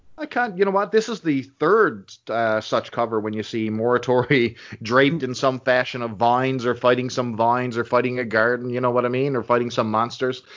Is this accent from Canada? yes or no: yes; Canada; speaking as a Canadian